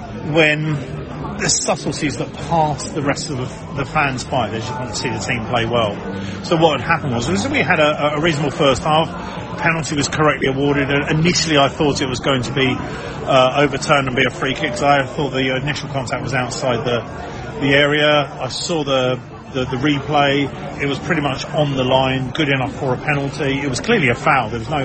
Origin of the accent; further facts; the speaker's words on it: Brighton, South East England, United Kingdom; I'm from Brighton, you know, who knows what goes.